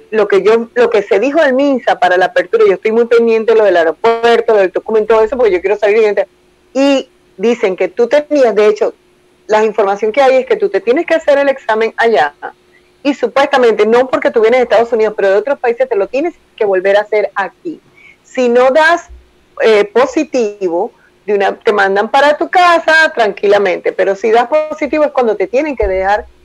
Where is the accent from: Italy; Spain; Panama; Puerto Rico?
Panama; also born or lived in Venezuela; sorry, yo soy panameña, yo lo puedo decir panameña venezolana